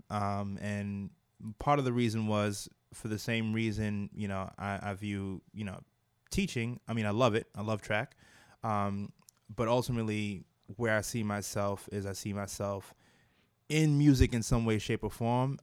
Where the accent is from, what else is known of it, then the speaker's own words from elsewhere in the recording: New York City, New York, United States; also born or lived in Brooklyn, New York; I was raised uh, in Staten Island, and I lived a good portion of my life in Staten Island